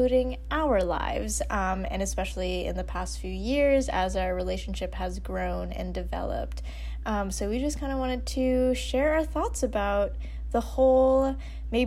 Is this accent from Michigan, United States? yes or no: no; New York, United States; moved away as an adult; also born or lived in Baltimore / Denmark; now in Madison, United States; I had to go back home to my hometown in New York.